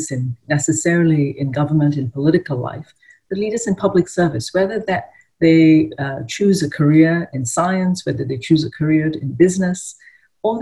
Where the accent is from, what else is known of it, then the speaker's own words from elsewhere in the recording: Ipoh, Perak, Malaysia; I grew up in a small town called Ipoh in Malaysia